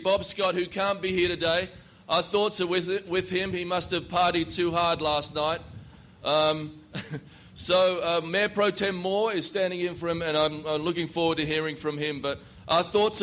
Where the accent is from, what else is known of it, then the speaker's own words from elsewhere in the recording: Fremantle, Western Australia, Australia; now in Annapolis, United States; As you can tell from my accent, I'm not from this place. It's a little bit south of here. As a young man growing up in Perth